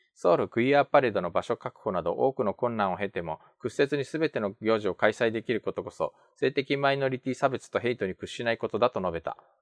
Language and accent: Japanese; Tokyo, Japan; also born or lived in South Korea; 東京生まれ去年9月まで韓国にいました日本人